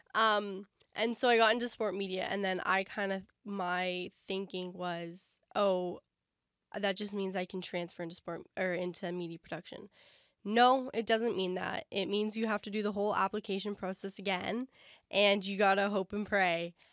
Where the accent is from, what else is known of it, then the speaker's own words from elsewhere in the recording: London, Ontario, Canada; moved away as an adult; now in Toronto, Canada; we're from London, and that's, like, an expensive train ride home